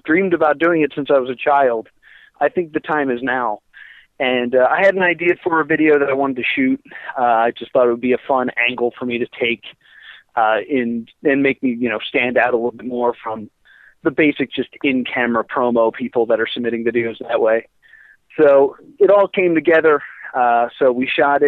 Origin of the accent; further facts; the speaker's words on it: Mount Laurel, New Jersey, United States; I'm from Mount Laurel